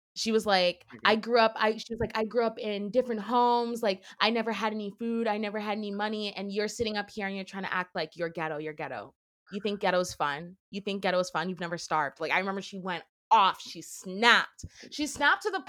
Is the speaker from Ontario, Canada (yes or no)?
yes; Brampton, Ontario, Canada; I grew up in Brampton